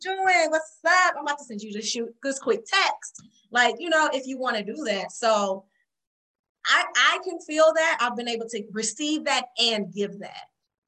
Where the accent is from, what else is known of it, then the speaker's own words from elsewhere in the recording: Detroit, Michigan, United States; and I'm from Detroit.